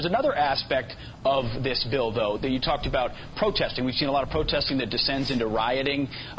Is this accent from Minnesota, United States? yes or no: yes; Minnesota, United States; my home state of Minnesota.